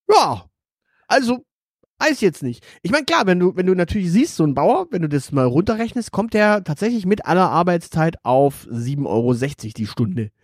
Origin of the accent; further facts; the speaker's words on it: Stuttgart, Baden-Württemberg, Germany; ich bin in einem Stadtteil aufgewachsen in Stuttgart